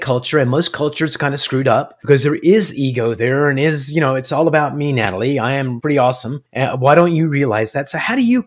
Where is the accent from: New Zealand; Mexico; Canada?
Canada; Toronto, Ontario; moved away as an adult; now in United States; I am a Toronto boy